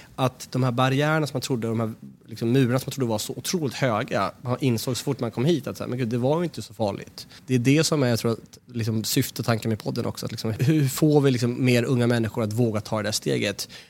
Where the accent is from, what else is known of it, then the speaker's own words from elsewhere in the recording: Sweden; som svenskar att känna att, jo, men vi, vi kommer från landet som har skapat det här